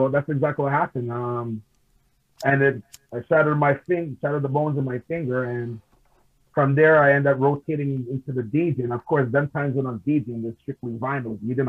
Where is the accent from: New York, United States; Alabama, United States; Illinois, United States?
New York, United States; Queens; I grew up also in New York. Not born and raised, but I grew up because I was staying pretty much living with my grandmother, which is living in Queens